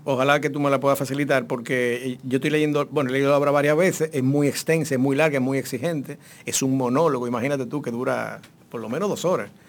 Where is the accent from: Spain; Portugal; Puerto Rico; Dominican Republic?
Dominican Republic; Santo Domingo, Distrito Nacional; yo me crié en Ciudad Nueva y vivía frente al mar